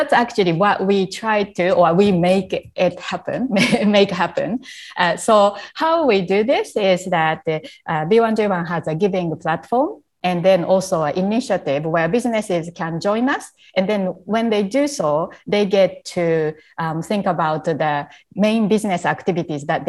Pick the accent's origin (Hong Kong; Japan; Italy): Japan; English is a second language; moved away as an adult; also born or lived in Canada; when I was a young child growing up in Japan